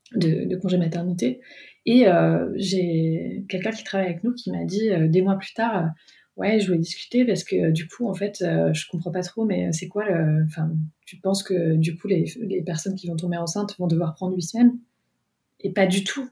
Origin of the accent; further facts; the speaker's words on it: France; moved away as an adult; also born or lived in Paris; now in England; en tant que Française, parce que je travaillais à Paris avant